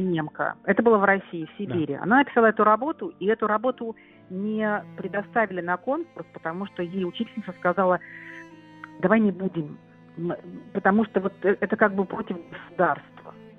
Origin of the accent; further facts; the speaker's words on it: Kyrgyzstan; also born or lived in Rhineland, Germany; now in Germany; я вернулась в Кыргызстан